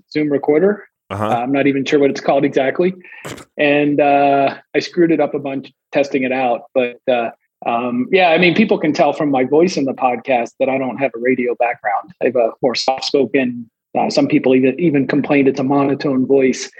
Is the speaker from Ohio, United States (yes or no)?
yes; Cincinnati, Ohio, United States; now in Florida, United States; I grew up outside Cincinnati.